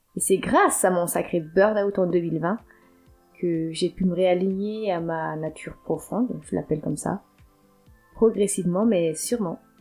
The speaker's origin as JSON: {"language": "French", "town": "Antananarivo", "region": "Analamanga", "country": "Madagascar", "tie": "born or raised there", "moved": "as an adult", "lives_now": "France", "said": "J'ai grandi jusqu'à mes 19 ans dans la capitale malgache, de l'île de Madagascar"}